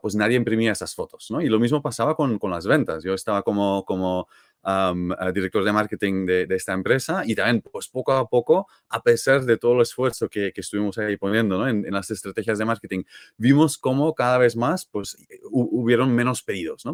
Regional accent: Belgium; Spanish is a second language; moved away as an adult; now in Barcelona, Spain; no soy de aquí de toda la vida, así que yo soy de Bélgica

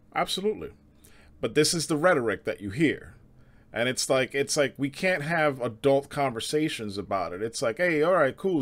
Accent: New York City, New York, United States; moved away; also born or lived in suburbs; growing up in the Bronx, like, it's, it's Hispanics and blacks out there.

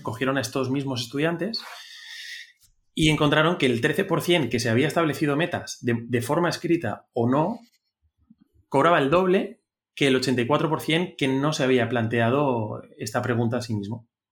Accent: Spain; somos, somos los tres españoles

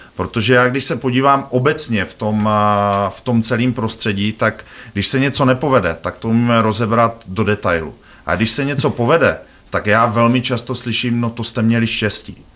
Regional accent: Bohemia, Czechia; já z Čech jsem

